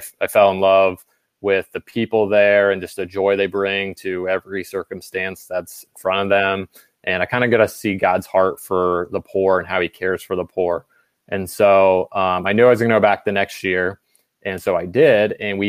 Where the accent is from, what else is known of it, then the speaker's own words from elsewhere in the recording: Ohio, United States; since I was a kid growing up in Ohio